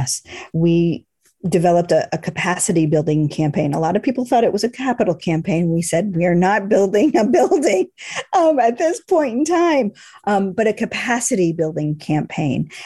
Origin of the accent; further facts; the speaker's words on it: Boston, Massachusetts, United States; moved away; I grew up in Boston